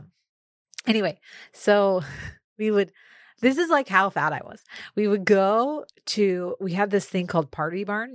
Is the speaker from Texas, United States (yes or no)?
yes; Austin, Texas, United States; also born or lived in Houston; growing up in Austin